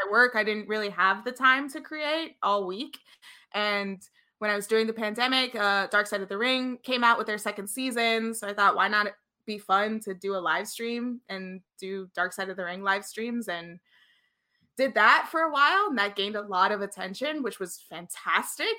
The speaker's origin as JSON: {"language": "English", "region": "New York", "country": "United States", "tie": "born or raised there", "said": "growing up in New York"}